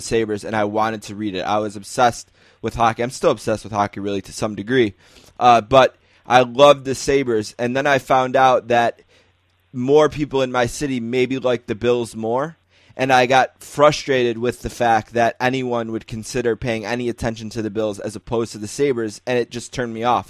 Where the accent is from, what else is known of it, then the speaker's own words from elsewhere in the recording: Buffalo, New York, United States; I'm from Buffalo